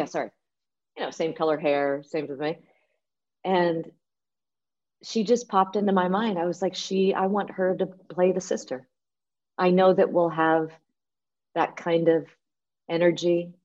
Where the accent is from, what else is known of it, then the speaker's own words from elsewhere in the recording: United States; Me being an American